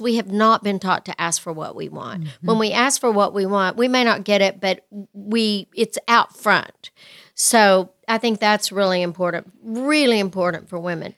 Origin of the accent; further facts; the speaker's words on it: West Texas, United States; I grew up in West Texas